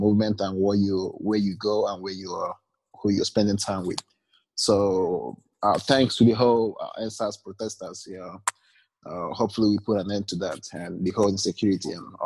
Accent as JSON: {"language": "English", "region": "Abia", "country": "Nigeria", "tie": "born or raised there", "moved": "as an adult", "lives_now": "United States", "said": "I was born and raised in Nigeria, and after 4 years living here"}